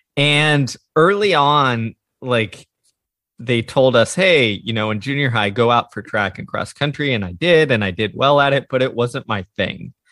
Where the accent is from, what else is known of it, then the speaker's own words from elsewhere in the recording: Houston, Texas, United States; I grew up in the suburbs of Houston, Texas.